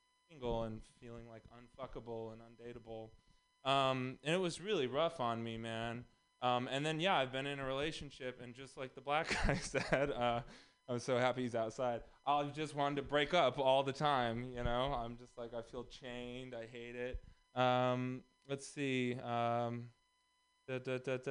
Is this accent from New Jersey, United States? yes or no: no; Texas, United States; moved away; also born or lived in Los Angeles; I'm also from Texas.